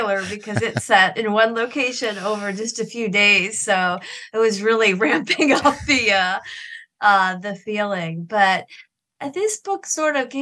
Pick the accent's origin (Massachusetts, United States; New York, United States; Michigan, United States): Michigan, United States; I'm from Michigan, this remote part of Michigan, the Upper Peninsula